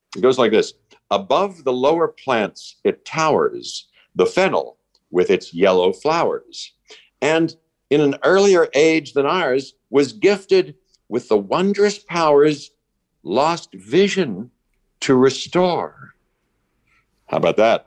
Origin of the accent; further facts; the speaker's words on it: Pittsburgh, Pennsylvania, United States; I grew up in Pittsburgh